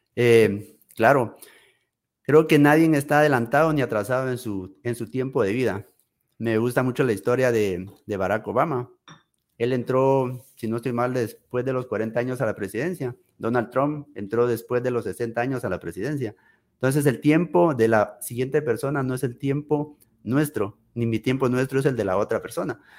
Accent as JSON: {"language": "Spanish", "country": "Guatemala", "also_born_or_lived": "United States", "moved": "as an adult", "said": "aquí, en mi país, en mi tierra, con mi gente"}